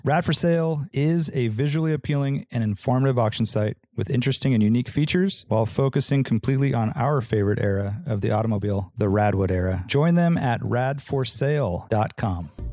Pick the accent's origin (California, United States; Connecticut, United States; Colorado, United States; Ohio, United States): California, United States; Santa Cruz; growing up in Santa Cruz